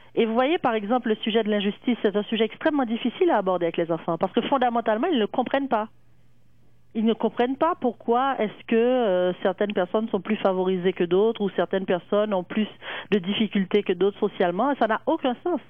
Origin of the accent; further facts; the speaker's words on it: Haiti; je suis née en Haïti